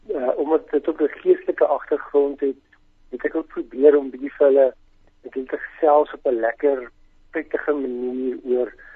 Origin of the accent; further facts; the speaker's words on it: Welkom, Free State, South Africa; now in Bloemfontein, South Africa; ek kom van Welkom af die laerskool